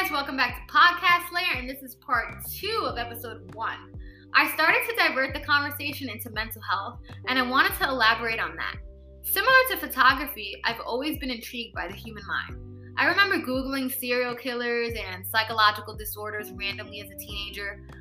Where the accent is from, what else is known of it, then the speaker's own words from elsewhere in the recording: New York City, New York, United States; also born or lived in Brooklyn / Bronx; We moved from Brooklyn to the Bronx later. And I ended up staying in New York City and began following my path and growing up.